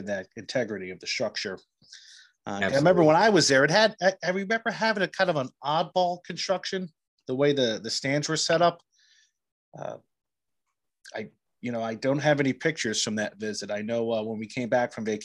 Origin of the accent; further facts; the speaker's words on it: New Jersey, United States; growing up in New Jersey, we had three ballparks, Trenton, Camden, and Somerset.